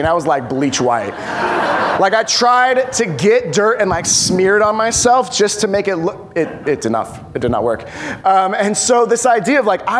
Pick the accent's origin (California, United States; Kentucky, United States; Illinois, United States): California, United States; Bay Area; also born or lived in Upland, California; now in Poway, United States; I grew up in the Bay Area